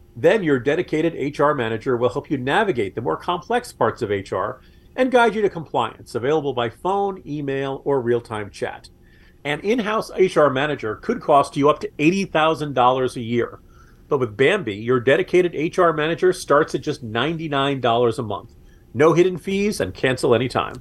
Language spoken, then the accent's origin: English; New York area, United States; moved away; I grew up in the New York area